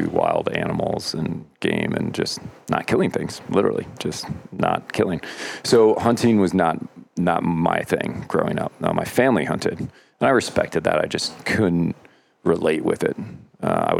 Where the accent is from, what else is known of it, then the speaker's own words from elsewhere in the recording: Lake George, New York, United States; moved away; also born or lived in Pennsylvania; I grew up in Lake George, New York